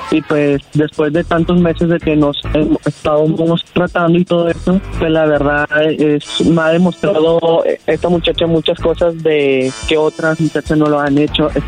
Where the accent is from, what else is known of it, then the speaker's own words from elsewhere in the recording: Mexico; No, yo soy mexicano.